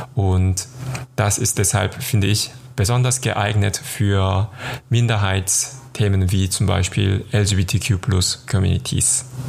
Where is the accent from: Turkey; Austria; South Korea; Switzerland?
South Korea; moved away as an adult; now in Cologne, Germany; Ich komme aus Südkorea und lebe in Köln seit 2010.